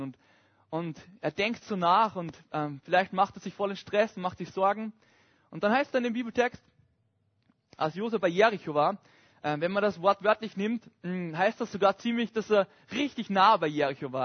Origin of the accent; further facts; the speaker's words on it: Upper Austria, Austria; moved away; ich komme ursprünglich aus Oberösterreich. Und ich bin so ein richtiges Landkind.